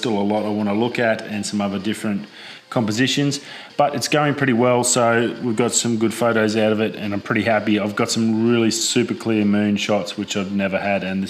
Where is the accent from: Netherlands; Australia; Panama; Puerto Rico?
Australia; Darwin, Northern Territory; moved away; growing up in Darwin, used to torrential downpours for weeks